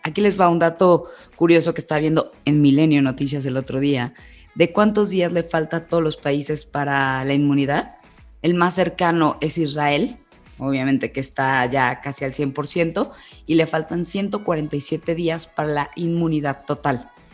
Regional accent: Mexico; decidí irnos a nuestro país

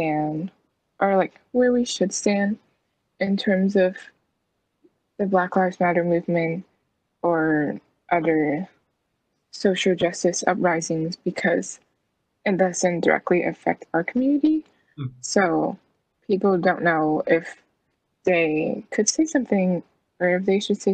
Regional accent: United States; even if I was born in this country, even if I grew up here

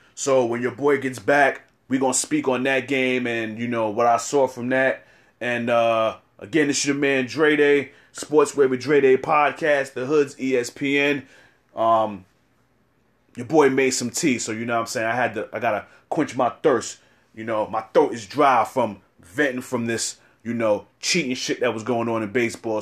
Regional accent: New York City, New York, United States; I'm from East New York, Brooklyn

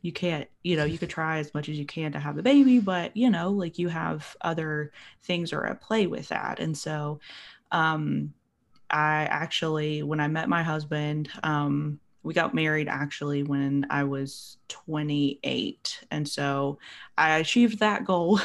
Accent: Appalachia, United States; I'm from Appalachia

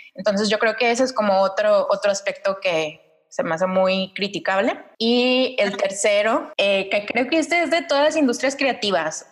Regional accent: Mexico City, Mexico; Yo crecí en Ciudad de México

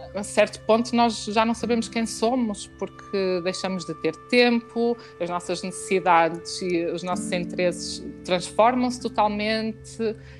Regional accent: Porto, Norte, Portugal; nós somos do Porto

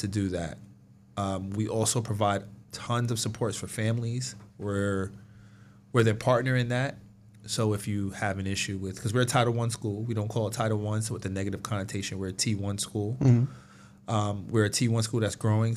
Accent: New York, United States; now in Hamilton, United States; I'm from New York

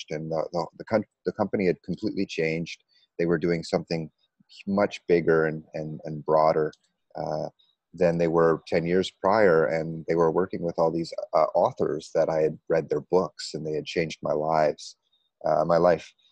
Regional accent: New York, United States; moved away as an adult; also born or lived in Pennsylvania / Connecticut / Tennessee / Iowa; now in Kuala Lumpur, Malaysia; I'm originally from the States. Uh, I grew up in New York. Uh, and also uh, Pennsylvania, Connecticut, Tennessee, Iowa, and uh, Texas. And I went to high school in Texas.

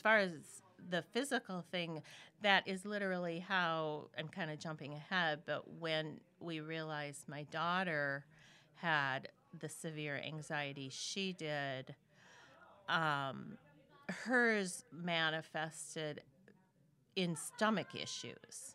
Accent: Minnesota, United States; moved away as an adult; also born or lived in Memphis, Tennessee; I live in Minnesota, born and raised in Minnesota

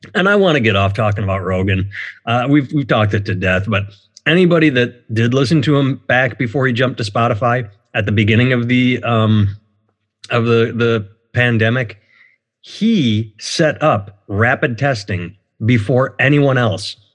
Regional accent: United States; I'm an American

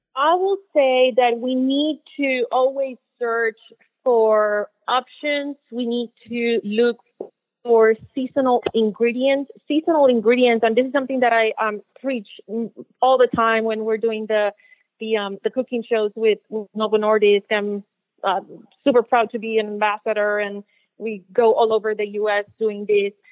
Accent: Puerto Rico; now in Miami, United States; I'm originally from Puerto Rico. When I moved to Miami

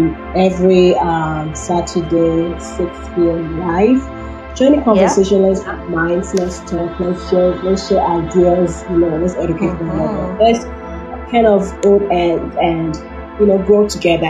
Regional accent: Nigeria; also born or lived in Fort McMurray, Alberta, Canada; now in Canada; I'm from Nigeria

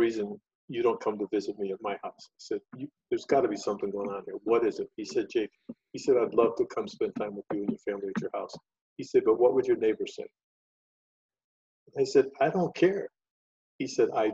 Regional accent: Chicago, Illinois, United States; Chicago, for example, where I'm from

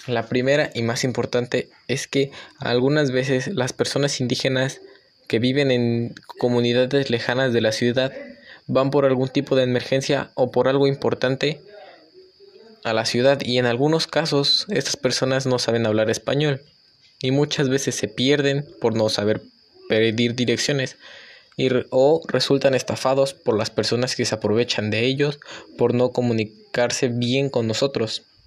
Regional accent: Mexico; nuestras culturas y tradiciones como mexicanos

